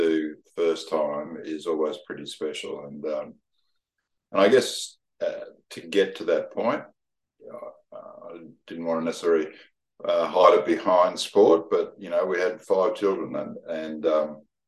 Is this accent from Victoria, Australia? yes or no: no; Gold Coast, Queensland, Australia; growing up on the Gold Coast when it was a sleepy little town